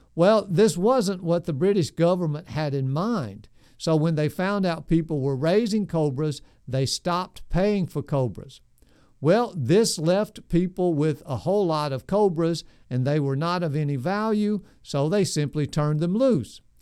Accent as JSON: {"language": "English", "town": "Nashville", "region": "Tennessee", "country": "United States", "tie": "born or raised there", "said": "I grew up in South Nashville, right in the middle of the city"}